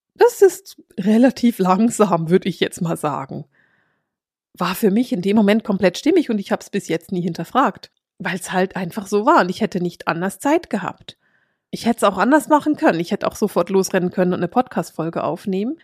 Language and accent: German; Bern, Switzerland; Ich bin in Bern aufgewachsen und hänge an meinen Berner Bands